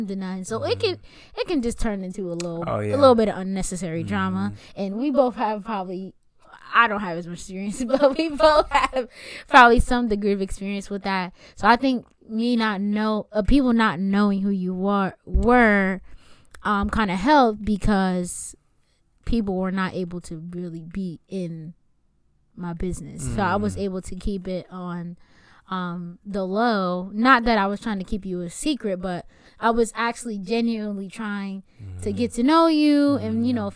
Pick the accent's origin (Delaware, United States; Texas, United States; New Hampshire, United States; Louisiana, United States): Delaware, United States; I'm from Delaware, and Delaware is very small. Everybody knows everybody